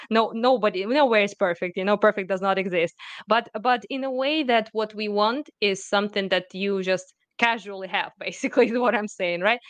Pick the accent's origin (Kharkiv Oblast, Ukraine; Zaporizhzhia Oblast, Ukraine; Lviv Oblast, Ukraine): Kharkiv Oblast, Ukraine; Kharkiv; I was born in Ukraine, I was raised in Ukraine, it's my country, it's my people